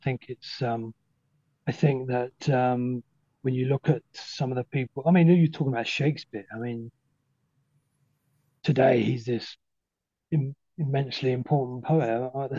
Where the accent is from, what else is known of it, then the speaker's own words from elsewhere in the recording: North East England, United Kingdom; I think I don't know this was because we came from Northumberland and we were.